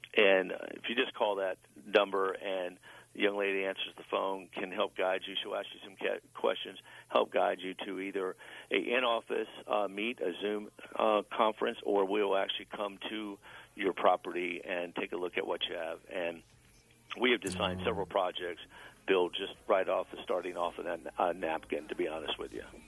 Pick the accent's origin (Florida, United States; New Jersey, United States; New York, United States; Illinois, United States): Florida, United States; Tampa; now in Ocala, United States; I'm originally from Tampa. Uh, I do reside in Ocala, Florida